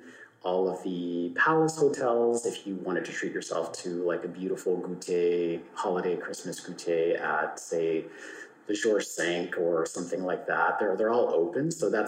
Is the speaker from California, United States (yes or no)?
yes; California, United States; I think, as you mentioned, being Californian as well, we're just very smiley people.